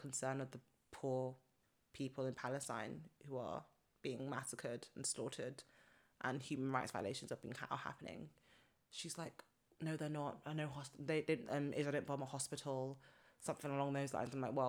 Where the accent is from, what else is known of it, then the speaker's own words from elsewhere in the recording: Nigeria; I'm a Nigerian